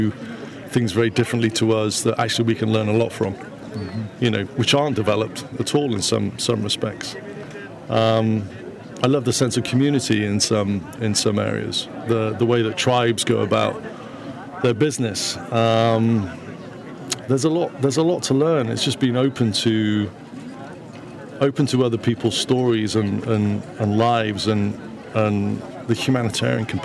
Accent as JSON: {"language": "English", "region": "Wales", "country": "United Kingdom", "tie": "born or raised there", "said": "I'm a Welshman."}